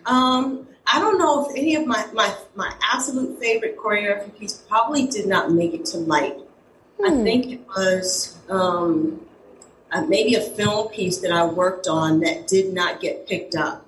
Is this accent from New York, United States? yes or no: yes; New York City, New York, United States; I grew up in East Elmhurst, Corona, Jackson Heights, Queens.